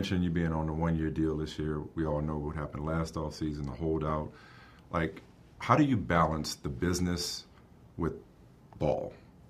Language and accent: English; New Orleans, Louisiana, United States; I grew up in New Orleans, Louisiana.